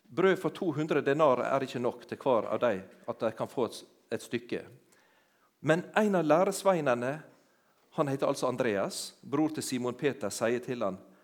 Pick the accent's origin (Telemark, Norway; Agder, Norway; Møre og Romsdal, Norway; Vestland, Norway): Møre og Romsdal, Norway; Sunnmøre; moved away; also born or lived in Jæren; jeg har ikke vokst opp på Jæren, det hører dere når jeg snakker. Men jeg, heimplassen min den er på ei øy ute i havet, på Sunnmøre.